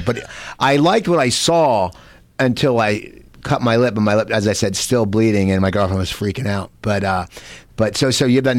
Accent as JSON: {"language": "English", "town": "Cherry Hill", "region": "New Jersey", "country": "United States", "tie": "born or raised there", "said": "That's out of my hometown area of Cherry Hill, New Jersey"}